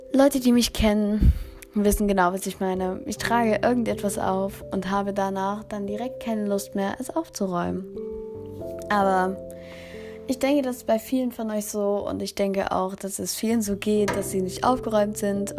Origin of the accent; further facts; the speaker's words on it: Germany; ich komme aus Deutschland